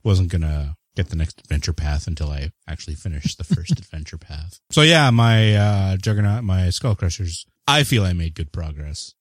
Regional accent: Canada; I am the Canadian

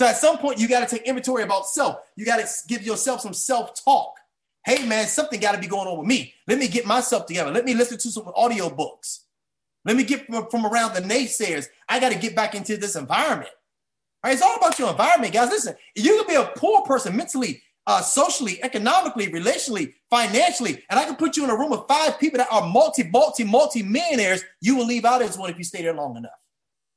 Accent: Washington, District of Columbia, United States; now in Maryland, United States; I'm a guy from Washington, D.C.

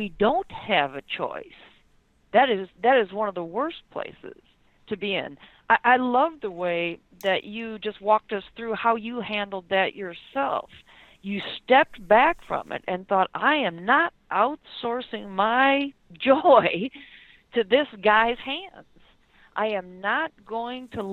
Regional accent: Detroit, Michigan, United States; I'm being from Detroit

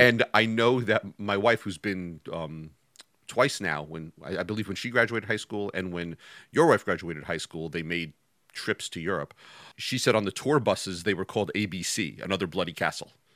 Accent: New York, United States; I grew up in New York

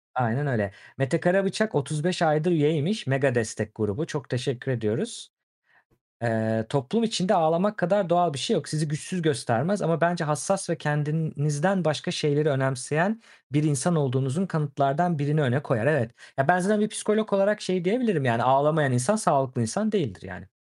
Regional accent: Turkey; ben de Türk'üm

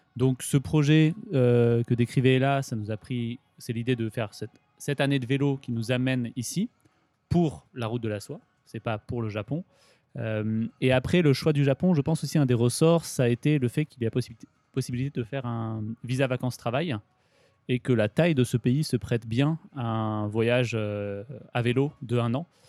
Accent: Grenoble, Auvergne-Rhône-Alpes, France; moved away as an adult; now in Japan; j'ai grandi en Rhône-Alpes, à Grenoble

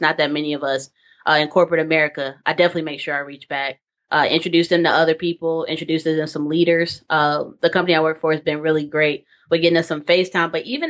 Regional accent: Charlotte, North Carolina, United States; So I'm originally from Charlotte, North Carolina. Born and raised all 18 years until I decided to go to North Carolina A&T for a computer science degree.

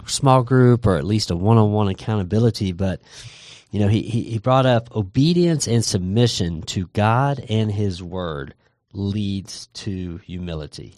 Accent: Texas, United States; growing up in Texas

